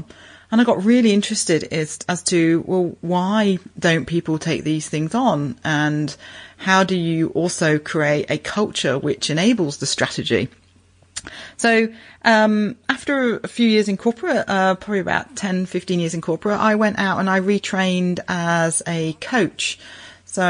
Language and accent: English; United Kingdom; moved away as an adult; now in Brisbane, Australia; I'm originally a Pommy, originally from the UK.